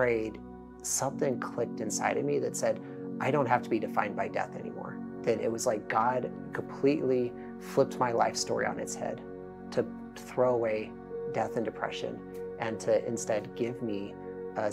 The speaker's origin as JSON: {"language": "English", "town": "Denver", "region": "Colorado", "country": "United States", "tie": "born or raised there", "moved": "yes", "said": "born and raised in Denver, Colorado"}